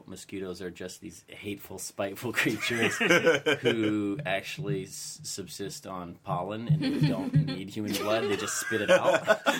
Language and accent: English; Ridley Township, Pennsylvania, United States; my hometown, Ridley Township